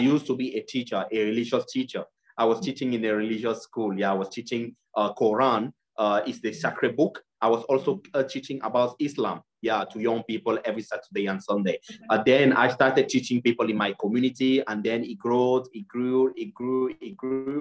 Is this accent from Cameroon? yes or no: yes; Bamun Kingdom, west of Cameroon, Cameroon; moved away as an adult; now in Northern Cyprus; I was born in the village called Bangambi in the Bamun Kingdom in the west part of Cameroon. I grew up in Cameroon till I was 20 years, and then I left my country.